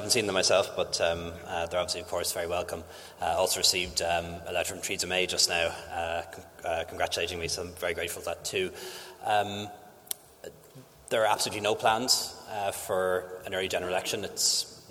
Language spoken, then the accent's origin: English; Ireland